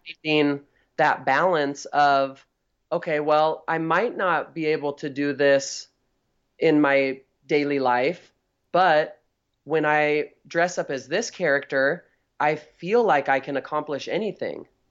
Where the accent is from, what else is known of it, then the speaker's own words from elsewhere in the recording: Northern California, United States; I'm from Northern California